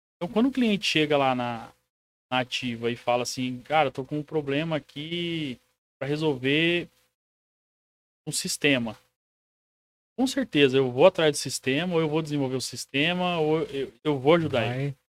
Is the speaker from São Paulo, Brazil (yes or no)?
yes; Presidente Prudente, São Paulo, Brazil; Eu sou de Presidente Prudente, sou um conterrâneo seu